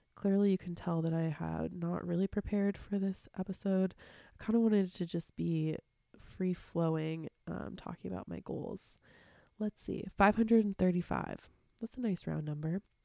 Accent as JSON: {"language": "English", "town": "Seattle", "region": "Washington", "country": "United States", "tie": "born or raised there", "said": "growing up in Seattle and having really dark, rainy winters"}